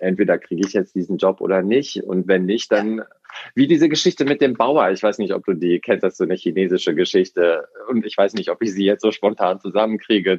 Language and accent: German; Hamburg, Germany; ich komme ja aus Hamburg hier